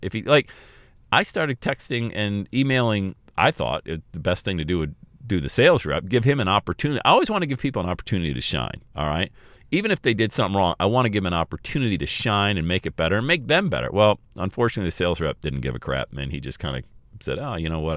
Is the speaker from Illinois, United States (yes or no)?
no; Bradford, Pennsylvania, United States; I grew up on Elm Street in Bradford, P